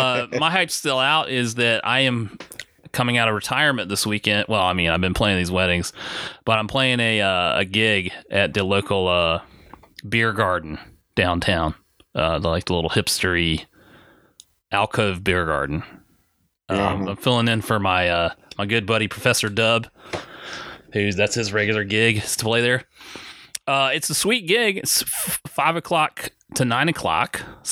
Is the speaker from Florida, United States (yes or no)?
yes; Orlando, Florida, United States; So he shouted me out that from what? Orlando.